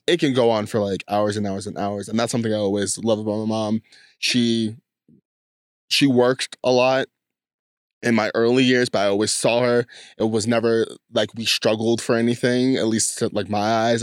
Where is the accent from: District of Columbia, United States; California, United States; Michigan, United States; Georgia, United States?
California, United States; San Diego; I grew up in San Diego, California